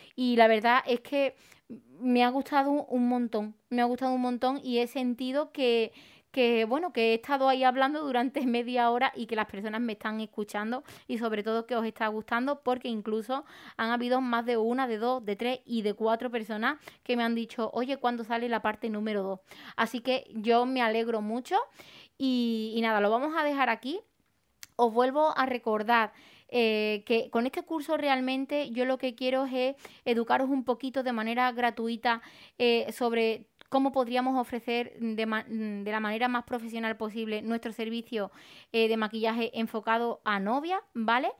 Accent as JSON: {"language": "Spanish", "town": "Arahal", "region": "Andalusia", "country": "Spain", "said": "yo para crecer en Araal en mi pueblo"}